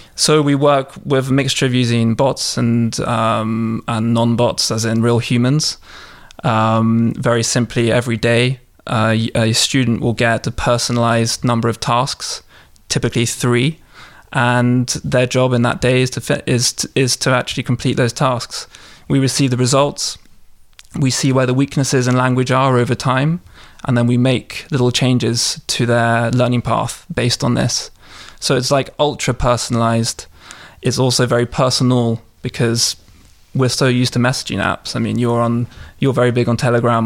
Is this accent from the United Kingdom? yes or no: yes; London, United Kingdom; moved away as an adult; now in Russia; I'm a Londoner. Mm. I'm uh, from Southwest London